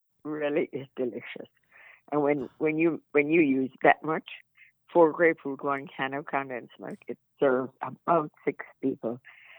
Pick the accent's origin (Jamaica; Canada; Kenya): Jamaica; Spanish Town; now in Chicago, United States; I grew up in Spanish Town.